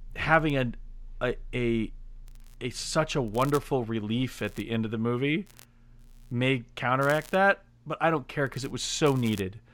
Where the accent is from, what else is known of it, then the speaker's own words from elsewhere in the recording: Indiana, United States; growing up in Indiana, you know, everyone was hunters